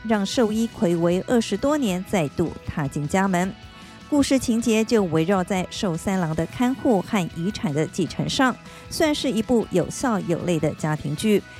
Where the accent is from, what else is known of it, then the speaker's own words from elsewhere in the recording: Taiwan; Taiwan kara kimashita